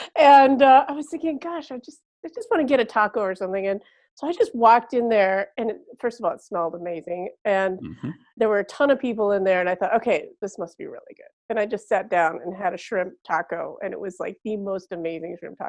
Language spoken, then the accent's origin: English; Chicago, Illinois, United States; moved away as an adult; also born or lived in Tokyo, Japan / Dallas; now in Fresno, United States; I grew up in Chicago where there were very few Mexican restaurants at the time.